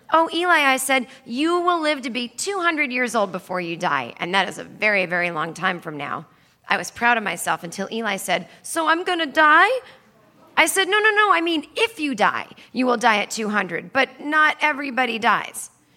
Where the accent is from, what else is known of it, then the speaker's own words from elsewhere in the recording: Needham, Massachusetts, United States; I grew up in Needham, Massachusetts